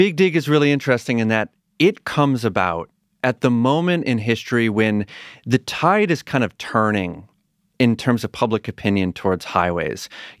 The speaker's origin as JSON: {"language": "English", "area": "Pioneer Valley", "region": "Massachusetts", "country": "United States", "said": "I'm a little further west, Pioneer Valley"}